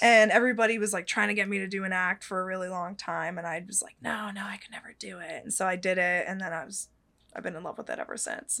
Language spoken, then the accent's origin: English; Petaluma, California, United States; Petaluma, California, out in the Bay Area, um, and that's actually the town I grew up in.